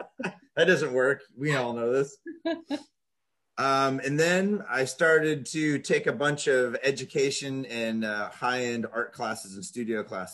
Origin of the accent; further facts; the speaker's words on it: Edmonds, Washington, United States; Yep. In a little town called Edmonds. And then they moved me way out into the woods and had horses and just kind of lived a little bit of a country life out there being raised by teachers.